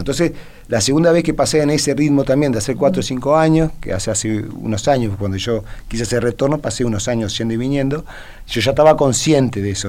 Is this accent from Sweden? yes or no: yes; Sweden; now in Uruguay; yo me crié en Suecia de chiquito.